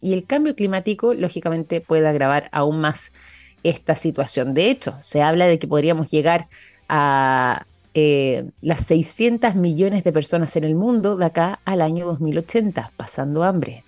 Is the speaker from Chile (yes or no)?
yes; Chile; nosotros como chilenos